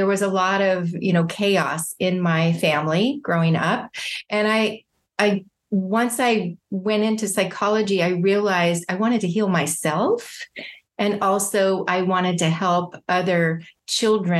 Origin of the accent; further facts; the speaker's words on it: San Diego, California, United States; also born or lived in Indianapolis, Indiana; now in Orange County, United States; And then I grew up in San Diego, California